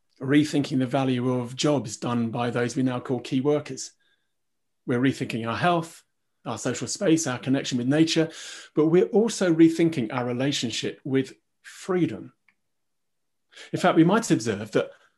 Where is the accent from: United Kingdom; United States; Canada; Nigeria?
United Kingdom; we're British